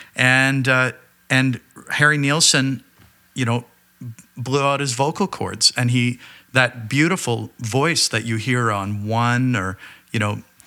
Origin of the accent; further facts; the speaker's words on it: Burlington, Ontario, Canada; growing up in Burlington, Ontario at that time